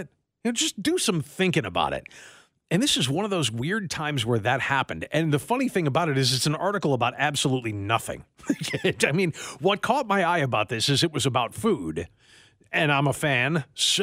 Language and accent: English; New York, United States; moved away; where I grew up in New York